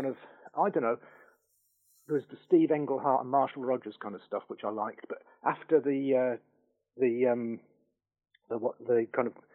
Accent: North Wales, United Kingdom; I grew up in North Wales among the Snowdonian Mountains

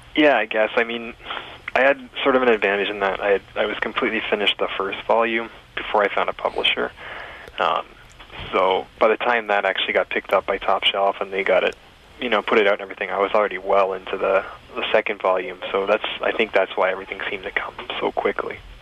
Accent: Essex County, Ontario, Canada; moved away as an adult; also born or lived in Toronto; I grew up in Essex County

